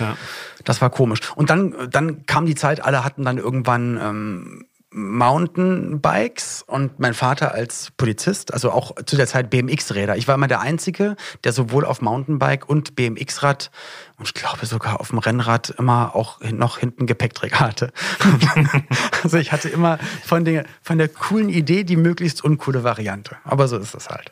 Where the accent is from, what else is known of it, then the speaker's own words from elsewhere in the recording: Berlin, Germany; moved away; also born or lived in Cologne; ich komme eigentlich auch aus Berlin und da, wo ich aufgewachsen bin in Berlin